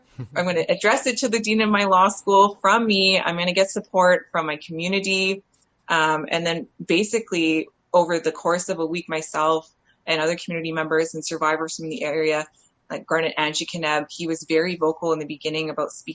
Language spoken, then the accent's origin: English; Canada; the area that I grew up in around Treaty 3 and Anishinaabe Nation territory